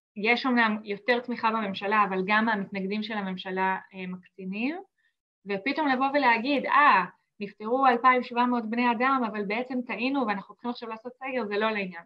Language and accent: Hebrew; Israel; moved away as an adult; now in Sweden